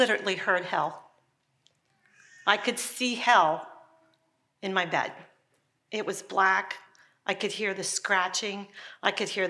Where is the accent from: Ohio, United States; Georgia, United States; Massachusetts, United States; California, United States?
Ohio, United States; I grew up in Ohio as a little girl.